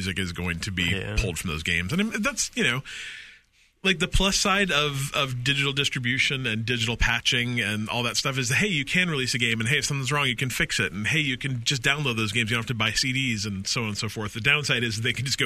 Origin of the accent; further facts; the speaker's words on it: Utah, United States; I grew up in Utah.